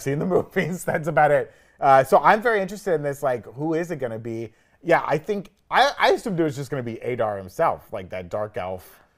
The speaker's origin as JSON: {"language": "English", "region": "the South", "country": "United States", "tie": "born or raised there", "said": "I grew up in the South"}